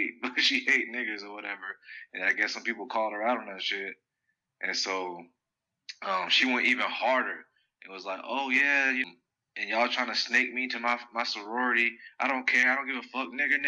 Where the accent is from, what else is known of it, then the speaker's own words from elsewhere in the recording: New Jersey, United States; Yeah, I'm from Jersey, but I'm in the South now.